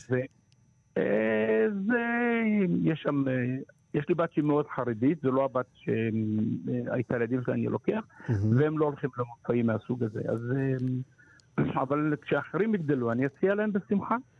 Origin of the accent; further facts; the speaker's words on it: Morocco; now in Israel; אני יליד מרוקו